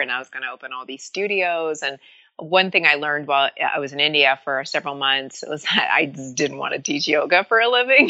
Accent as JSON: {"language": "English", "country": "Canada", "tie": "born or raised there", "moved": "as an adult", "lives_now": "United States", "said": "I was born in Canada to Irish immigrant parents"}